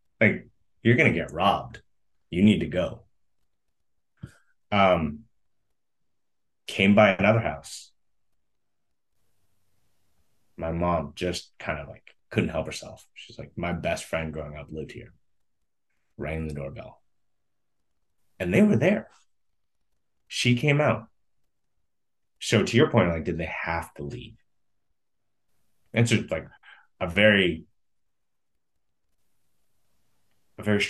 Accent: United States; also born or lived in Vietnam; I was born here

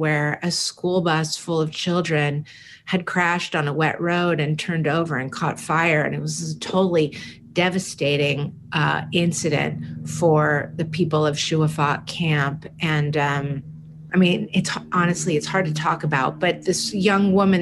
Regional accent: San Francisco, California, United States; when I was probably 10 or 11 years old, growing up in San Francisco in the Haight-Ashbury

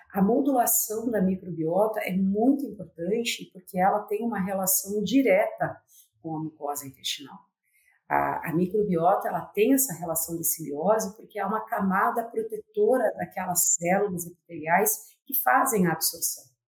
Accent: Palotina, Paraná, Brazil; a Universidade Federal do Paraná abriu o campus de Palotina, que é minha cidade natal, e acabei retornando à minha terra

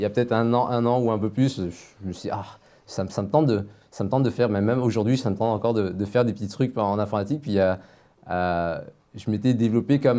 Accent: China; je suis moins jeune, je suis chinois

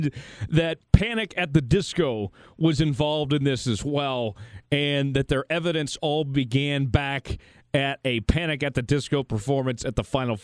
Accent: Broken Arrow, Oklahoma, United States; my parents have a Broken Arrow address

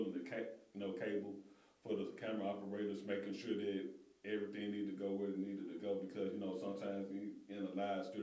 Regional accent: Holly Springs, Mississippi, United States; moved away; I'm originally from Holly Springs, Mississippi, just 30 minutes up the road from Memphis, and my hometown happens to be the birthplace of Ida B. Wells

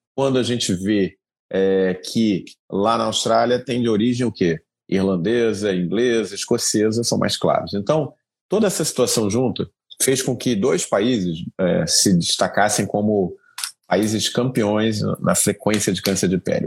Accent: Brazil

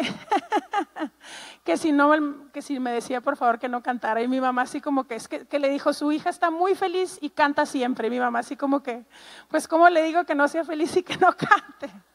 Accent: Ciudad Juárez, Chihuahua, Mexico; soy mexicana, em, tengo treinta y tantos años y eh, crecí toda mi vida en la frontera con Estados Unidos en un lugar que se llama Juárez, Chihuahua

